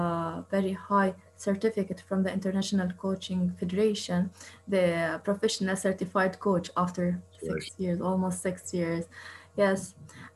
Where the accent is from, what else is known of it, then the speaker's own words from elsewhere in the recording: Jerusalem, East Jerusalem, Palestine; moved away as an adult; now in Istanbul, Turkey; I'm originally from East Jerusalem. I came to Istanbul since 5 years to continue my PhD.